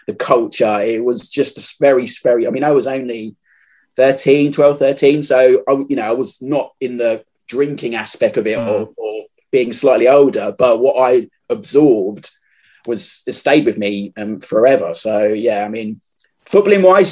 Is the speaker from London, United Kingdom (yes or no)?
yes; London, United Kingdom; now in Kent, United Kingdom; I grew up in South East London